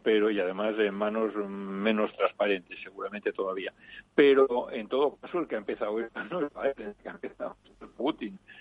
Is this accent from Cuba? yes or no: no; Mallorca, Balearic Islands, Spain; also born or lived in Valldemossa; yo soy mallorquín.